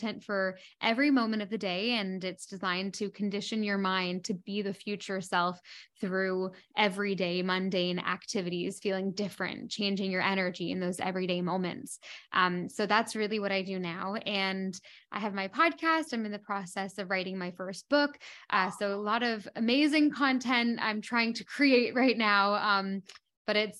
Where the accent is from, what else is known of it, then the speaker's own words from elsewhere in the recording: Canada; moved away as an adult; also born or lived in London; now in Bahamas; I am a Canadian that lives in the Bahamas